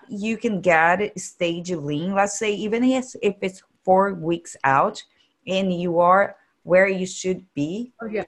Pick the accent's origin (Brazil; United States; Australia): Brazil; English is a second language; moved away; I'm from Brazil